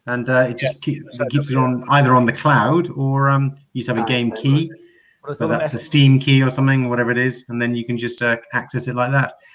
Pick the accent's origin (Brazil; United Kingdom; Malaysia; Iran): United Kingdom; Scottish Borders, Scotland; we grew up in the Scottish Borders, Hugh. That's where we learned to drive